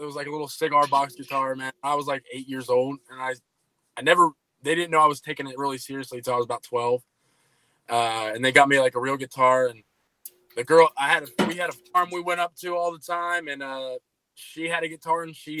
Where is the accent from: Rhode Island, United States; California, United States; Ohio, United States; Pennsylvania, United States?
Ohio, United States; now in Milford, United States; I'm from Ocean, Ohio, but I'm in Milford, Ohio right now.